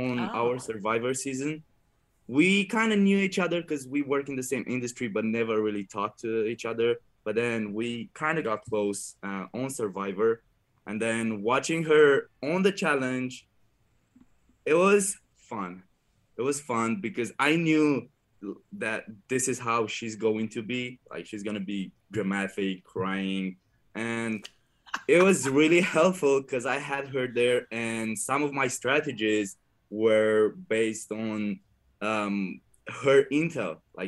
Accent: Romania; English is a second language; I'm coming from Romania, from a poor village, and I grew up really happy.

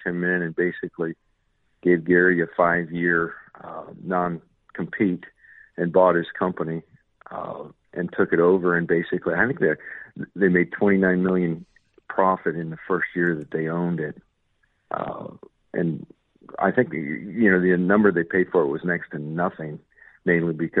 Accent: Canada; moved away; I am Canadian

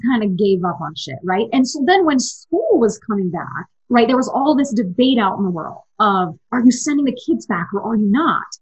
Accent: East Coast, United States; now in Utah, United States; I'm from the East Coast. We grew up going to Disney World

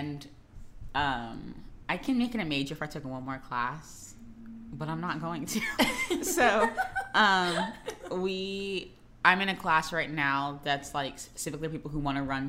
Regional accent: Florida, United States; I'm from Florida

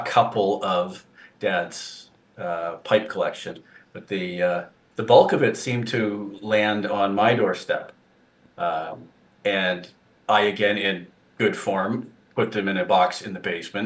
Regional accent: southern Ontario, Canada; I born and raised in Ontario, in the southern portion of the province

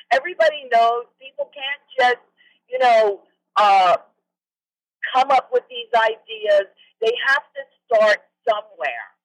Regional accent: New York, United States; also born or lived in Anchorage; now in Alaska, United States; I was born and raised in New York. I'm used to more happening, more going on.

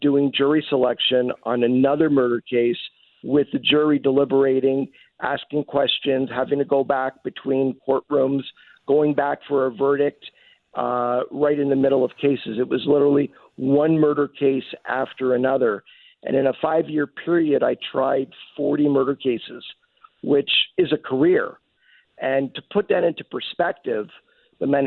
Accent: Montreal, Quebec, Canada; moved away as an adult; now in Los Angeles, United States; I was born and raised in Montreal and lived there for approximately 19, 20 years before I came out to LA to go to law school

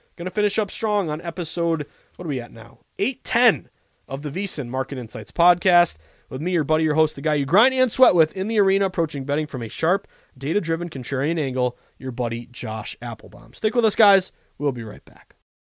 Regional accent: Boston, Massachusetts, United States; as a Bostonian

